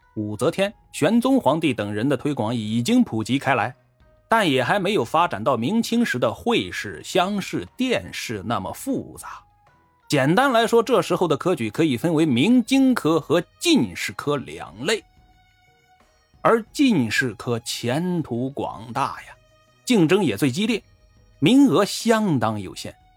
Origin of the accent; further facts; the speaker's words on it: China; 我们中国人安土重迁、乡土观念重